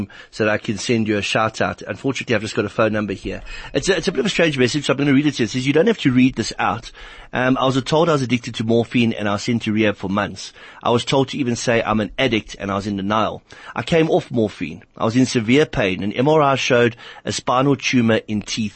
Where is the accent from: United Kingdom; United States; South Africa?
South Africa; Johannesburg, Gauteng; I grew up in Heelbrow